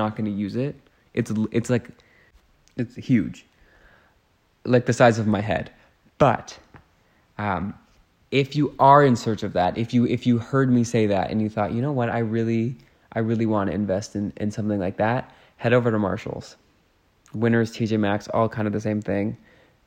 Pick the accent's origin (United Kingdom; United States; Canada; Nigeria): Canada; as a Canadian